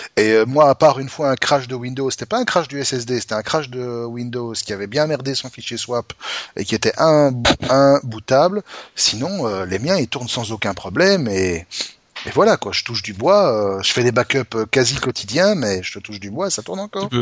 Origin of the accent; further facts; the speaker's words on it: Belgium; chez nous en Belgique